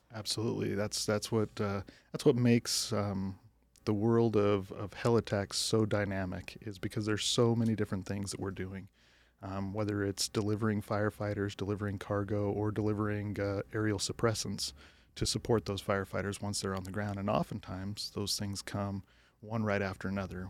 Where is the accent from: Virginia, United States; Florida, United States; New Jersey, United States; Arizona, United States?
Arizona, United States; Flagstaff; also born or lived in Utah; I grew up in Flagstaff, Arizona